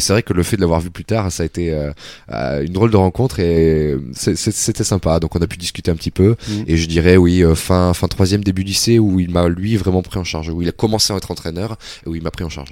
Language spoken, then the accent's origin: French; Metz, Grand Est, France; C'était à Metz. Je suis né à Metz. J'ai fait mes, mes débuts, mes débuts d'athlétisme à Metz